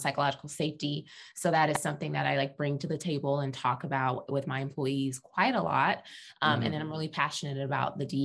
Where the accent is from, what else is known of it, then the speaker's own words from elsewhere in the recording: Texas, United States; also born or lived in Dallas, Texas; I must clarify that I am a Texan. I live in Dallas, Texas